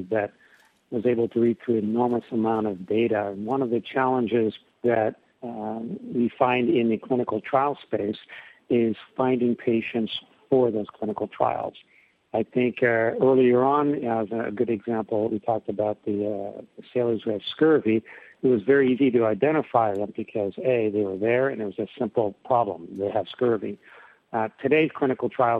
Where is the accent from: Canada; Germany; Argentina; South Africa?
Canada; now in California, United States; I'm Canadian